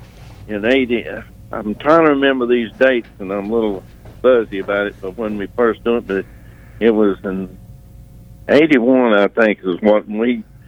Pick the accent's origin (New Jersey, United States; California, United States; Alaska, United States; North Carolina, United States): North Carolina, United States; Bakersville; born or raised there